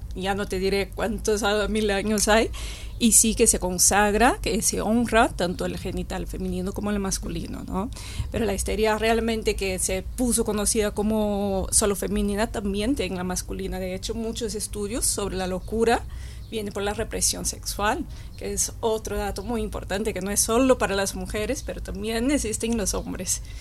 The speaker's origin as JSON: {"language": "Spanish", "country": "Brazil", "moved": "yes", "lives_now": "Spain", "said": "soy de Brasil"}